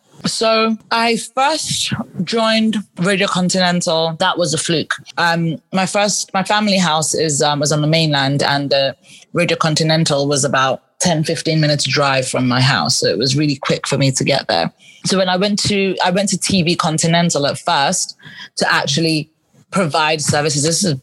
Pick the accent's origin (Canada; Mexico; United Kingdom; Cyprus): United Kingdom; England; accent: English; now my English accent isn't even as strong anymore. Like, I had a really strong English accent and I spoke really fast.